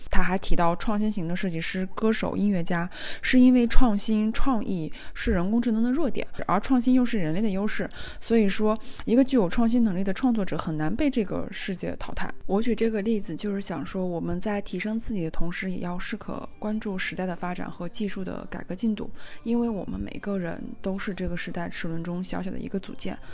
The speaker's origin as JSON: {"language": "Chinese", "country": "China", "said": "我中国人"}